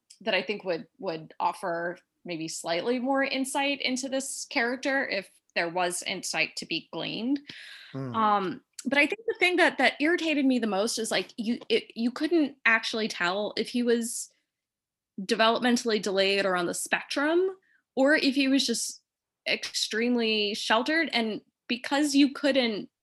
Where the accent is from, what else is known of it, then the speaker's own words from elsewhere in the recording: Midwest, United States; I'm from the Midwest